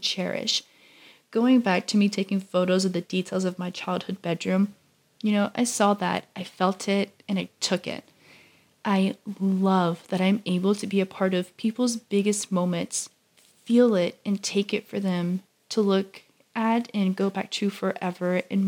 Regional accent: Louisiana, United States; I grew up in Louisiana all of my life

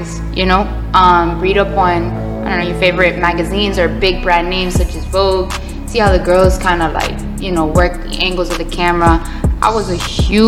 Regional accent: Broward County, Florida, United States; born or raised there; also born or lived in New York

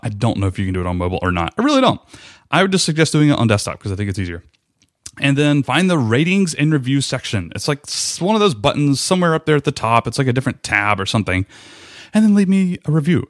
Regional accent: Rome, Georgia, United States; I ended up moving back to my hometown of Rome, Georgia, where I was born and raised

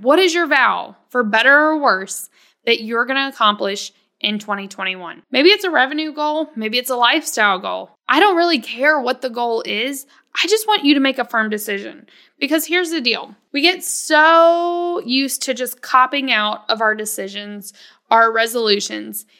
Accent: the South, United States; I come from the South where you're supposed to be, like, super humble, super polite.

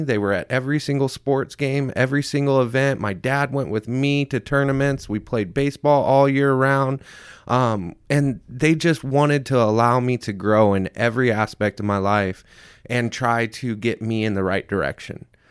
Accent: Centerville, Indiana, United States; moved away; also born or lived in Mesa, Arizona; I was, uh, born and raised in Centerville, Indiana

